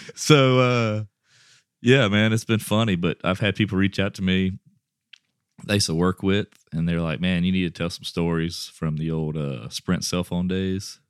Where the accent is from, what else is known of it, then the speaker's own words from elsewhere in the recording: Westlake, Louisiana, United States; I'm from Westlake, Louisiana